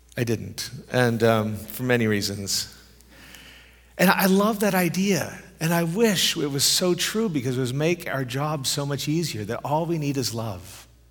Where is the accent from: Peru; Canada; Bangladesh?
Canada; moved away as an adult; also born or lived in Europe; I'm a Canadian who lived in Europe for thirteen years